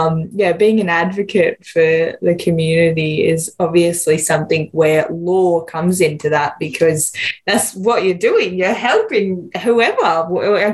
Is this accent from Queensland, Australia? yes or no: no; Lismore, New South Wales, Australia; growing up here